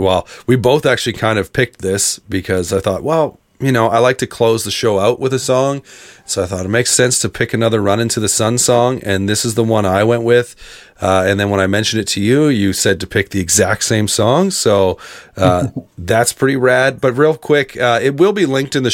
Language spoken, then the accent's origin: English; Canada; as a Canadian kid growing up in the emo world